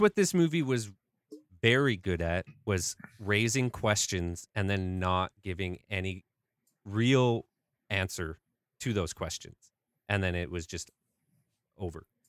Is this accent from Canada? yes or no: yes; Canada; I'm Canadian